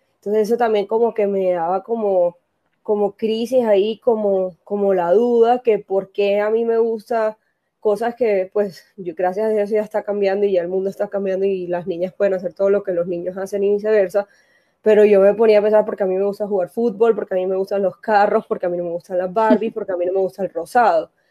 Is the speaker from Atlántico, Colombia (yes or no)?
yes; Barranquilla, Atlántico, Colombia; now in Medellín, Colombia; yo soy naturalmente de Barranquilla, pero vivo en Medellín